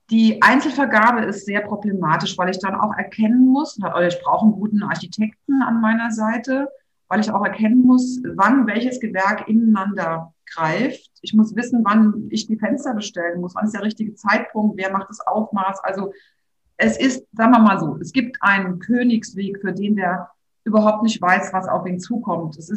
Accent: Rhineland-Palatinate, Germany; Rheinhessen und ich weiß, ich, ich kenne hier so viele Grundstücke, die tatsächlich noch zu erwerben sind.

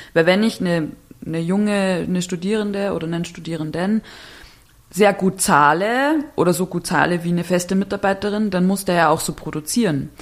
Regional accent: Bavaria, Germany; now in Berlin, Germany; ich komme aus, aus Bayern, aus dem kleinen Dorf

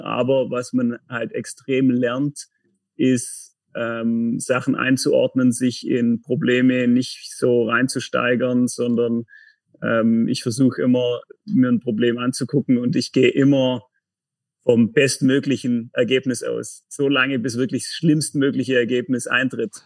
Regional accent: Tettnang, Baden-Württemberg, Germany; moved away as an adult; also born or lived in Konstanz; now in Kreuzlingen, Switzerland; komme vom Bodensee, bin am Bodensee geboren, in, den, in Tettnang, ähm, Nähe von Friedrichshafen

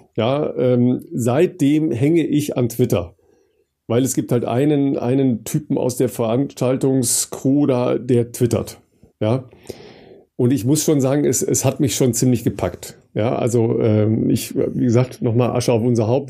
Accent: Dorsten, North Rhine-Westphalia, Germany; meine Heimat in Dorsten

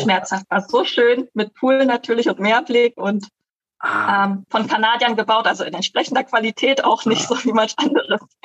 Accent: Berlin, Germany; now in Costa Rica; ursprünglich komme ich aus Deutschland, aus Berlin

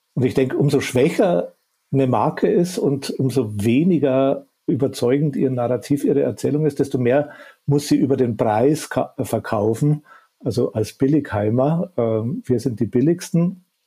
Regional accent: Upper Bavaria, Germany; accent: Bavarian; Ich komme aus dem tiefsten Bayern und aus dem Süden äh, Oberbayerns. Äh, ich wohne auch da in, in, im schönen Chiemgau

